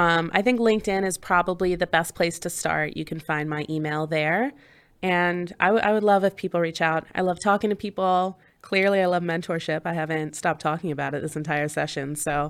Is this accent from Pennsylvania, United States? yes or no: yes; Pennsylvania, United States; So I grew up in Southern Chester County in Pennsylvania, kind of right over the line where Delaware meets